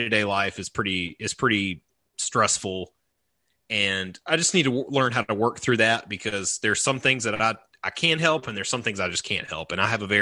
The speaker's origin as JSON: {"language": "English", "region": "the South", "country": "United States", "tie": "born or raised there", "said": "growing up in the South"}